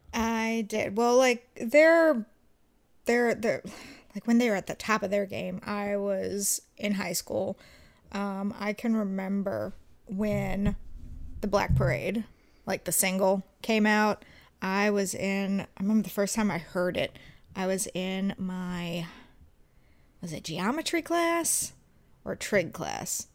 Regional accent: about an hour fifteen from Williamsburg, Virginia, United States; Williamsburg, Virginia, which is only about an hour fifteen from my hometown

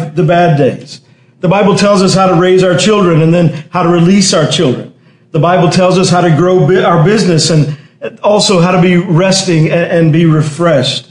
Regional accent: Texas, United States; I remember in high school, growing up in Texas, in high school

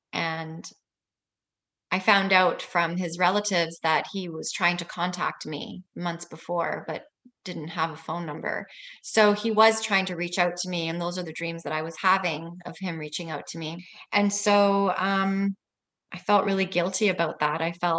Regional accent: Italy; born there; also born or lived in Vancouver, Canada; So I was born in Italy, and then we lived in Vancouver, and then we went back to Italy, and we just traveled all the time.

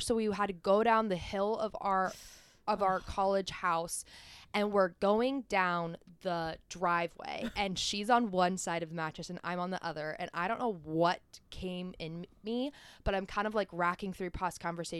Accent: California, United States; away. Born and bred.

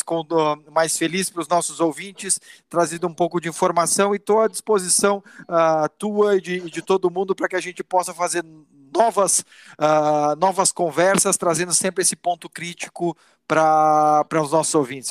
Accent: Rio Grande do Sul, Brazil; also born or lived in São Paulo; Eu sou gaúcho, minha família fica no Rio Grande do Sul, eu venho toda segunda a São Paulo para trabalhar

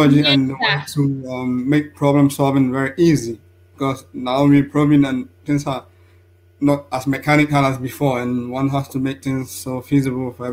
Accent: Central Region, Ghana; moved away as an adult; also born or lived in France; now in Innsbruck, Austria; I'm a Ghanaian, and I started my education, secondary education at Rabenu Sukuma in the central region of Ghana

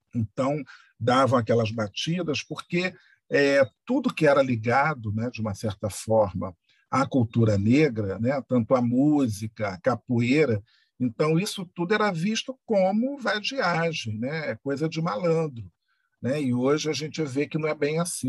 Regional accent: Rio de Janeiro, Brazil; Eu, como bom carioca

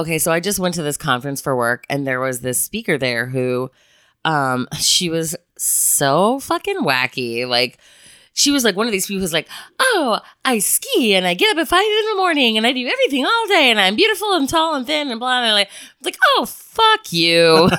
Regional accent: Chicago, Illinois, United States; I'm also from Chicago, so it makes me a rather direct human being.

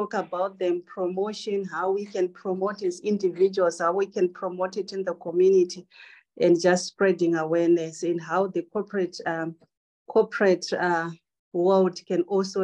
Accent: Zimbabwe; I'm from Zimbabwe

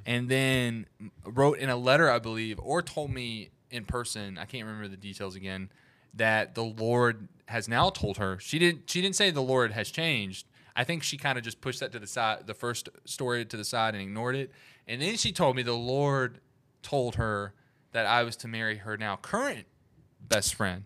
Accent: Alabama, United States; I'm from the South, from Alabama

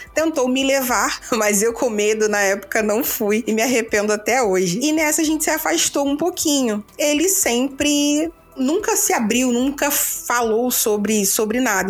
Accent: Rio de Janeiro, Brazil; sou do Rio

